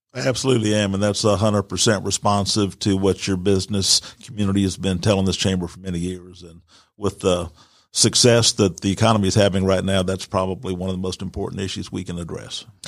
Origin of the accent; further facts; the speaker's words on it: Atlanta, Georgia, United States; also born or lived in Virginia; I was born in Virginia, but I grew up in Atlanta. We came here in the early sixties.